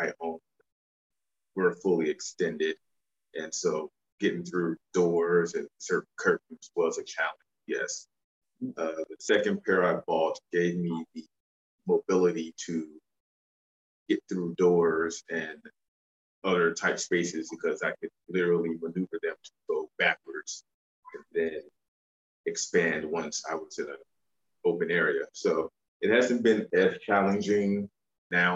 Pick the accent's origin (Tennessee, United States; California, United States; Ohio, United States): Tennessee, United States; Memphis; I grew up in the Mecca of Mid-South wrestling. So I spent my young childhood going to the Mid-South Coliseum, watching all the Memphis legends